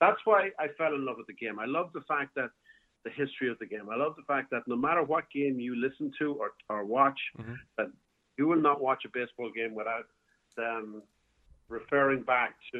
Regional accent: Cavan, Ulster, Ireland; moved away as an adult; also born or lived in New York; now in Florida, United States; I'm from Cavan

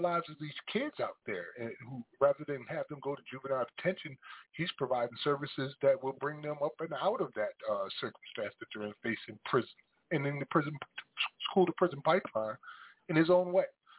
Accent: Paterson, New Jersey, United States; me going back to my hometown of Paterson, New Jersey

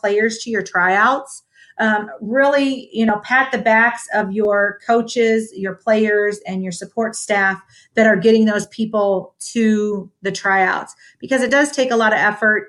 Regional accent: Toledo, Ohio, United States; born or raised there; now in Dallas, United States

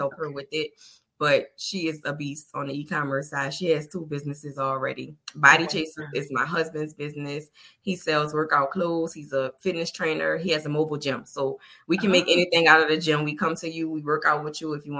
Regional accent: New Orleans, Louisiana, United States; I'm from New Orleans

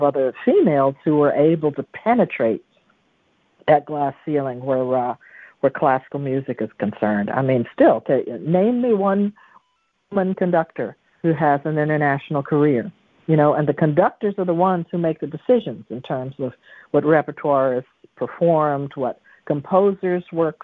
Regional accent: the South, United States; moved away as an adult; I came from the South there

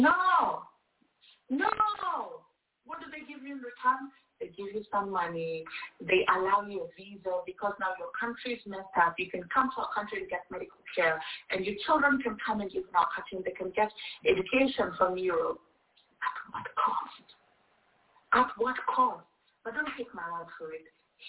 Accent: DR Congo; So for those who doesn't know me, I was born and raised in Congo, and I have experienced most of the violence that is happening in Congo.

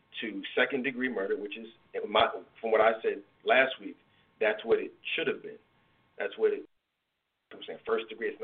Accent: Philadelphia, Pennsylvania, United States; I'm from Philly

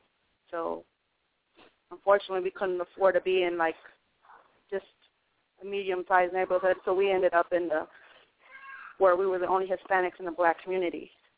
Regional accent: Chicago, Illinois, United States; I come from a big family. Of 9, we grew up in Chicago, south side of Chicago

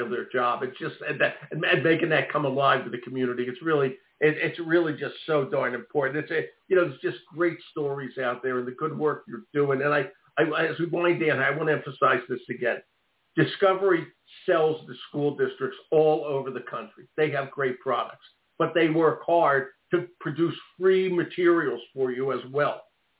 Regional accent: Philadelphia, Pennsylvania, United States; I grew up in Philly.

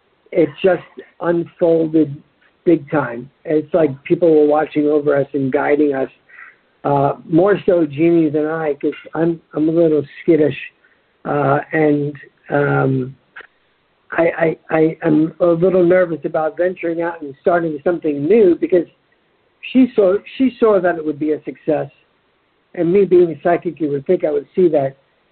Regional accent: New York, United States; accent: New York; So I try not to sound like that, although people probably think I sound like I'm from New York still.

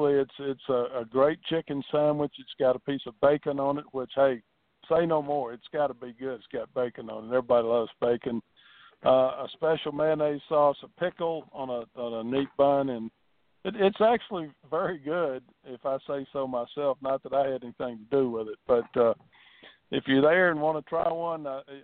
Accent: Virginia, United States; moved away; I grew up in Virginia

